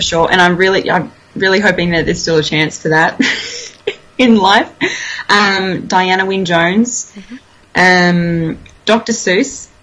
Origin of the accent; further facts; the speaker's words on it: Toowoomba, Queensland, Australia; moved away; I grew up in Toowoomba.